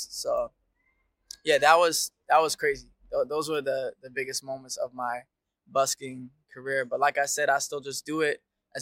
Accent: Dubai, United Arab Emirates; moved away as an adult; also born or lived in Detroit, Michigan (mother's origin); now in Melbourne, Australia; I've been living here in Australia for 3 years now. So I was born in Dubai, but originally my mom's from Michigan, Detroit

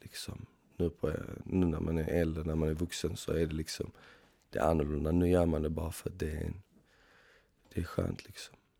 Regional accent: Malmö, Skåne, Sweden; moved away as an adult; now in Stockholm, Sweden; Jag kommer från Malmö ursprungligen.

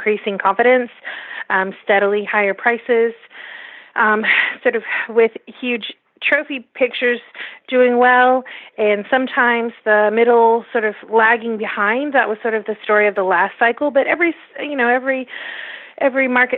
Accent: United States; as an American

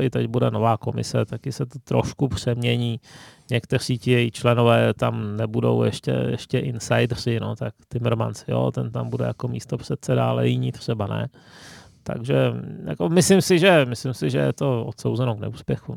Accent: Ostrava, Moravian-Silesian Region, Czechia; jsem z Ostravy

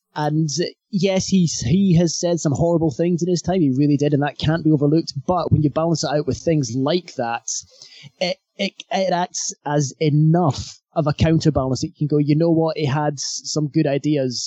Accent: Scotland, United Kingdom; we're from Scotland

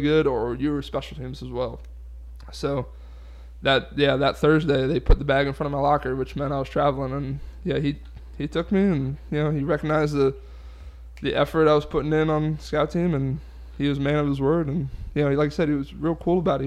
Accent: Delray Beach, Florida, United States; moved away; I'm from South Florida, so I grew up Dolphin fan, Heat fan

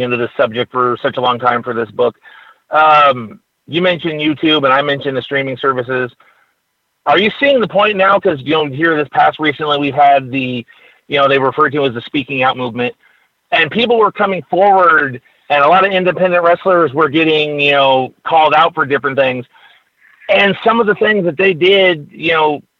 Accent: California, United States; I'm from California

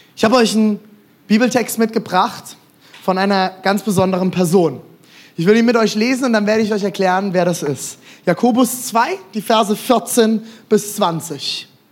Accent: Germany; als Deutsche

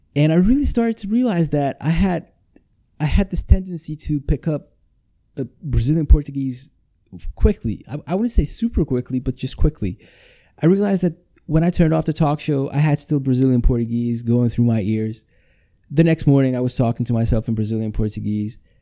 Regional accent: Košice, Košice Region, Slovakia; English is a second language; I'm recording this in my hometown, Košice, Slovakia.

